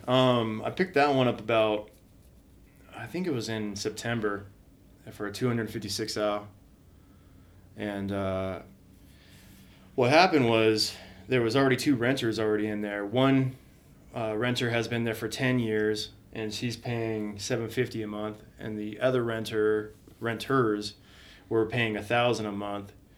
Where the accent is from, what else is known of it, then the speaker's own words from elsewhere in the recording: Redlands, California, United States; now in Spokane, United States; I grew up in a a small city, Redlands, California, down in uh, down about forty five minutes east of L.A.